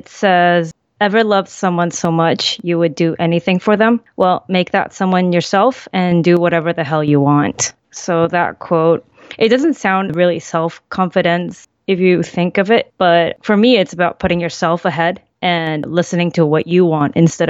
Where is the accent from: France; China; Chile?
Chile; born there; also born or lived in Central America / Europe; I was born in South America in Chile, and we moved around quite a lot because of my father's work. So I lived in Central America and in Europe.